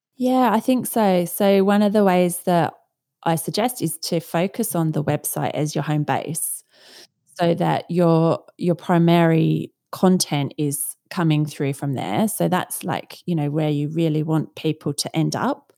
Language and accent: English; Australia; moved away as an adult; now in London, United Kingdom; So, I am from Australia originally and now live in London and have been here since two thousand and one.